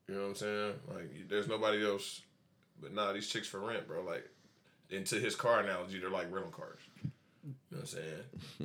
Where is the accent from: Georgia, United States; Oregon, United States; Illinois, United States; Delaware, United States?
Georgia, United States; Coming from a Cash County nigga. I'm from Cash County.